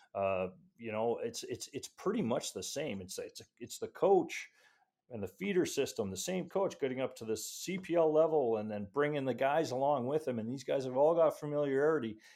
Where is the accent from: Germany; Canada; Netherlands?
Canada; Edmonton, Alberta; now in Calgary, Canada; I'm actually from Edmonton